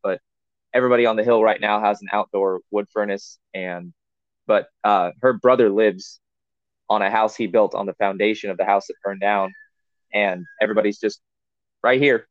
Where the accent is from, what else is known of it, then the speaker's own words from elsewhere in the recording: Missouri, United States; also born or lived in California / Florida; we moved away from California to Missouri when I was about eight years old